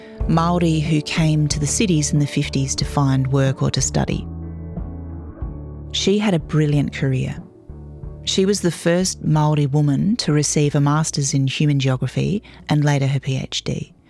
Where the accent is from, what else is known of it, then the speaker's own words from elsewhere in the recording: Adelaide, South Australia, Australia; now in Melbourne, Australia; I was born in Melbourne on Wurundjeri land and raised in Adelaide on Kaurna land. My mum instilled a sense of pride in being Māori